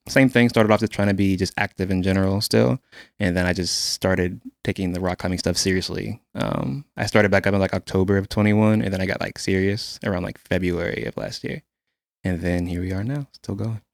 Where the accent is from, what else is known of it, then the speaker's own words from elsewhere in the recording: Quantico, Virginia, United States; now in Houston, United States; I'm originally from, uh, Quantico, Virginia, uh, born and raised